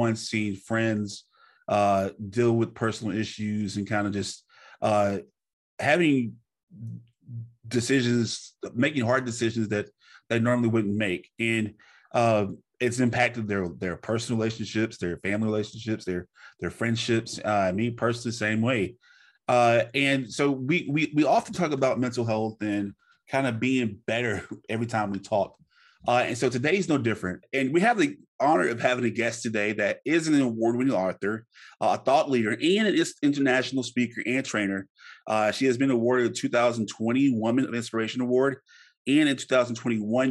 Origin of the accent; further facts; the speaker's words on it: the South, United States; I'm from the South.